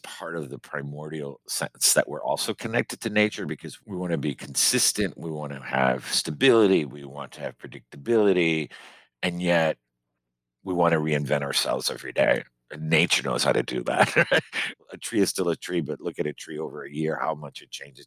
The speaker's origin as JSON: {"language": "English", "town": "Miami", "region": "Florida", "country": "United States", "tie": "born or raised there", "moved": "as an adult", "lives_now": "Maine, United States", "said": "growing up in Miami, you know, Cuban"}